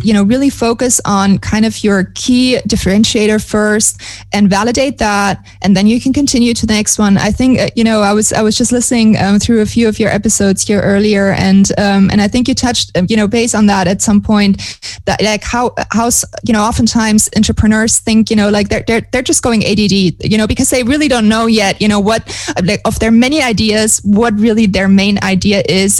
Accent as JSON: {"language": "English", "country": "Germany", "moved": "as an adult", "lives_now": "Montevideo, Uruguay", "said": "I'm originally from Germany"}